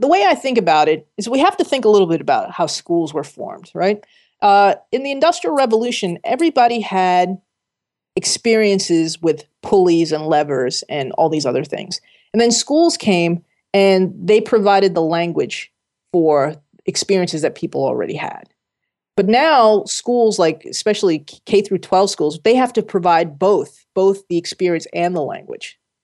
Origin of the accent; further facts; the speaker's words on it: Jersey City, New Jersey, United States; moved away as an adult; also born or lived in California / Connecticut; I grew up in Jersey City, working class region